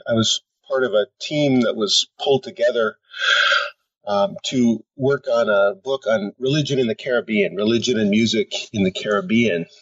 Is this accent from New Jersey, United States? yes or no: yes; Tenafly, New Jersey, United States; moved away as an adult; also born or lived in Pennsylvania / Washington, D.C. / Connecticut; now in Michigan, United States; I grew up in a town outside of New York City called Tenafly, right across the Hudson River